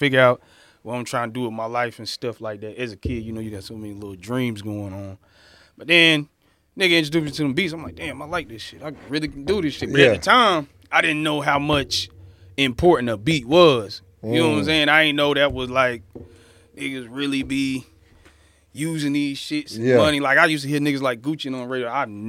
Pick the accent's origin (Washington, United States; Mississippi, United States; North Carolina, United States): North Carolina, United States; Fayetteville; Fayetteville, North Carolina.